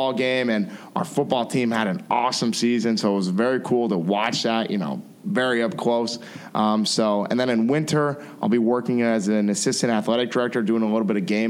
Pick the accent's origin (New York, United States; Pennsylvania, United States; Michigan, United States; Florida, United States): Pennsylvania, United States; Frackville; moved away as an adult; now in Lehigh County, United States; I've made some great relationships in Schuylkill County, and it was an awesome place to grow up and build those relationships